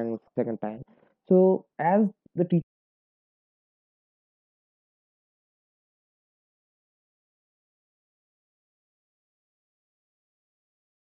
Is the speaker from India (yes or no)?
yes; India; I'm an Indian student, Indian high school student